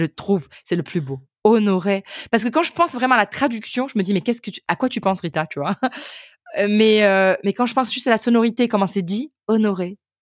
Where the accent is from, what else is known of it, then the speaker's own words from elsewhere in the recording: Ukraine; French is a second language; je viens d'Ukraine et en fait j'ai commencé à apprendre le français